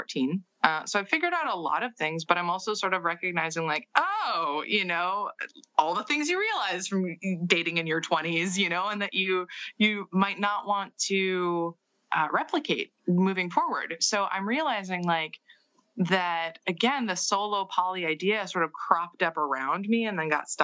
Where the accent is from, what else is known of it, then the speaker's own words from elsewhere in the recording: Seattle, Washington, United States; I grew up in Seattle in the 90s in counterculture Seattle.